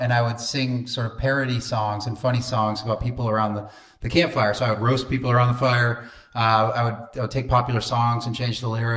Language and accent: English; New Hampshire, United States; moved away as an adult; now in Houston, United States; I grew up in the state of New Hampshire. I lived there until I was about 25 years old